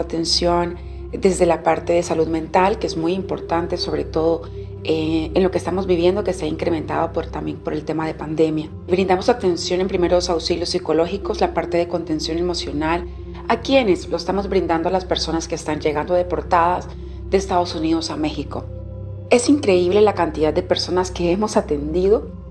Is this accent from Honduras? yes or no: yes; Honduras; Yo soy hondureña, soy de un grupo étnico que se llama Misquitos